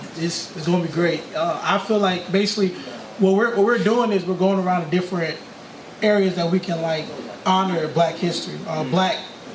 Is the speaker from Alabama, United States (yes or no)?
no; Richmond, Virginia, United States; I'm from Richmond, Virginia.